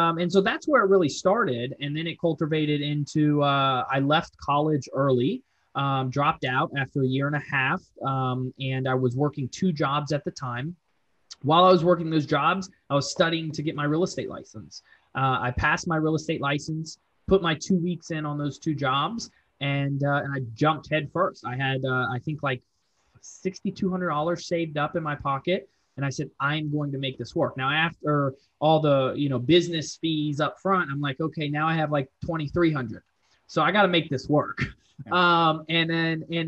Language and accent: English; Fort Lauderdale, Florida, United States; now in Charlotte, United States; I'm from Fort Lauderdale to be exact, but I've lived here in Charlotte, 14, next year will be 15 years